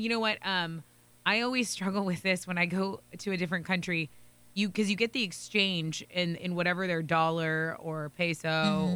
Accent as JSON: {"language": "English", "region": "Texas", "country": "United States", "moved": "yes", "said": "I'm from Texas"}